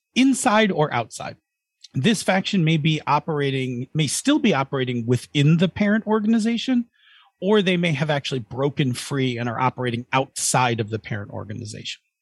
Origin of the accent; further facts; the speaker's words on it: Buffalo, New York, United States; we're from Buffalo